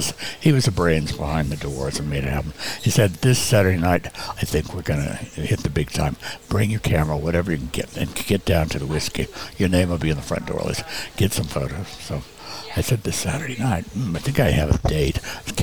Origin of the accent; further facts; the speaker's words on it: North Carolina, United States; born there; I was born in North Carolina. I was a service brat, like my friend Charlie, and that's why we're so screwed up, Charlie.